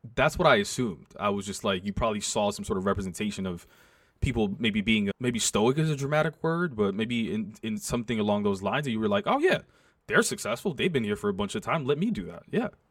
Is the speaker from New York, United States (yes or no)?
yes; New York, United States; also born or lived in South Bronx; I went to high school in the South Bronx, but I grew up on the Upper West Side